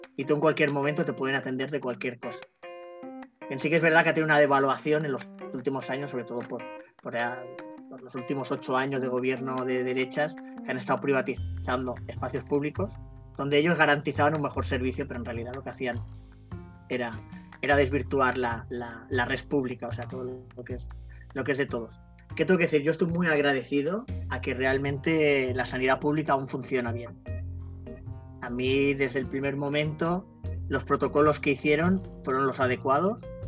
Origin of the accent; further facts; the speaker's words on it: Barcelona, Catalonia, Spain; also born or lived in Temuco, Chile; nací aquí en Barcelona y en el 2015 pues me fui a, Chile